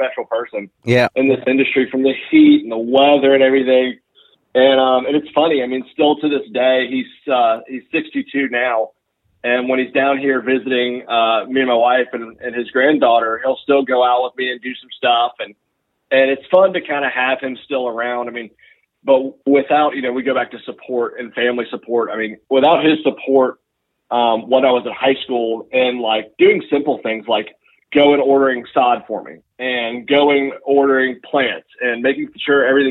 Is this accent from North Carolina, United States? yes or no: no; Roswell, Georgia, United States; moved away as an adult; now in Waycross, United States; I grew up in the Roswell, Georgia area, which is a suburb of Atlanta